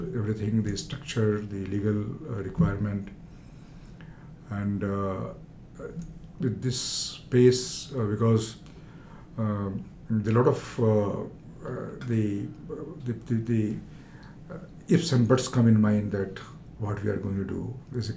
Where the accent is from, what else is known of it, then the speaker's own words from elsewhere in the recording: Saran district, Bihar, India; also born or lived in Chandigarh, India; now in London, United Kingdom; I come from Bihar, and the district is Saran, and my village is Kateser